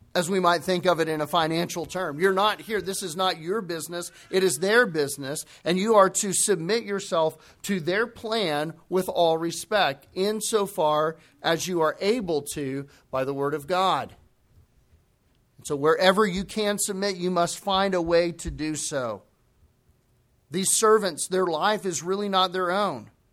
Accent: United States; we as American Christians

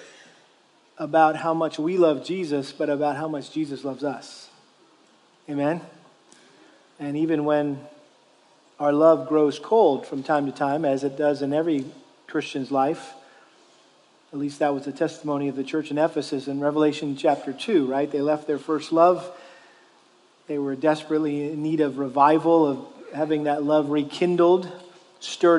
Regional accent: Massachusetts, United States; I grew up in Massachusetts, less than an hour away from the town of Northampton

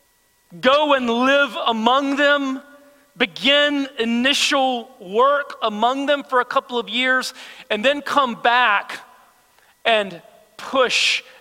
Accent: United States; as American believers

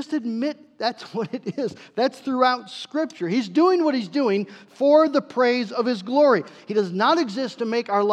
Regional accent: United States; we are American Christians

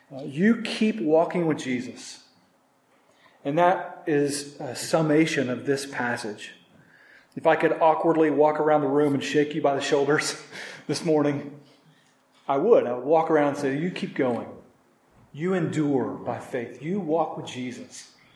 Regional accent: Norman, Oklahoma, United States; moved away; in Norman, in this 5K, one of my first 5Ks, going back to my hometown

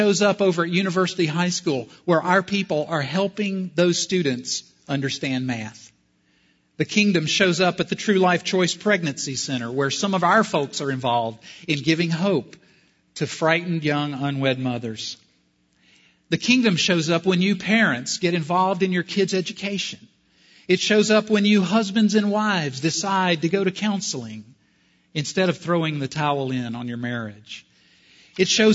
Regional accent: South Carolina, United States; I'm from South Carolina

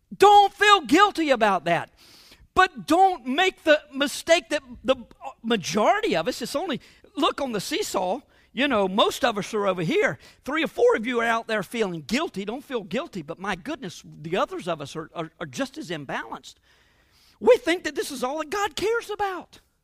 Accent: United States

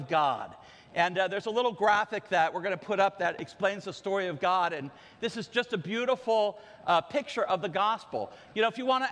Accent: Ocean Grove, New Jersey, United States; When I was a kid growing up in Ocean Grove

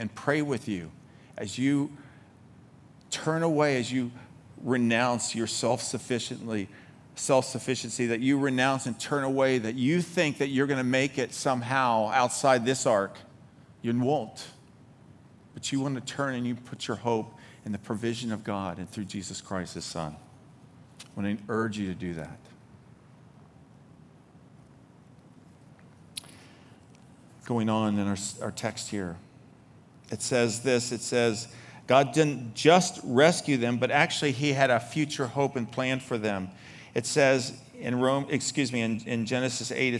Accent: Baltimore, Maryland, United States; I'm from Baltimore

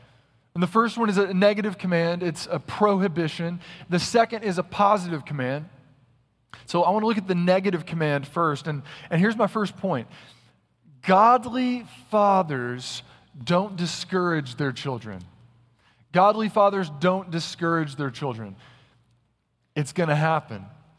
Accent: North Carolina, United States; Now listen up, this is Texas, and y'all know I'm from North Carolina, if you read my bio, and so you know we have more snowplowers than you.

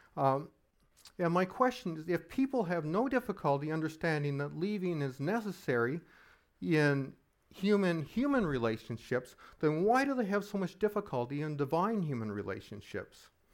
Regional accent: Halifax, Nova Scotia, Canada; I grew up in Halifax during the sixties and seventies

